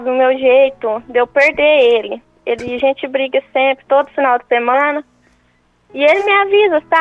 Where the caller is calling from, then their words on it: São Paulo, Brazil; Sou do interior de São Paulo.